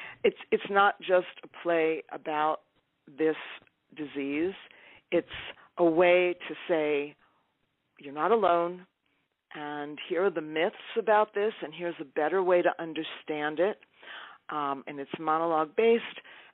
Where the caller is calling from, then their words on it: Topanga, California, United States; I'm calling from Topanga, California.